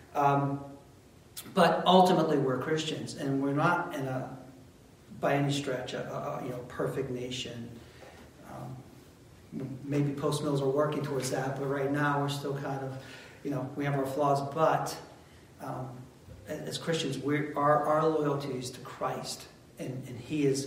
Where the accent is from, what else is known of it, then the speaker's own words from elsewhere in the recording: United States; we're Americans